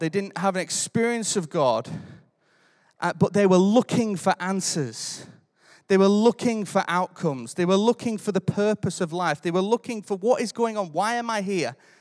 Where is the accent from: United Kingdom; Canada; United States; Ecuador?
United Kingdom; I'm British.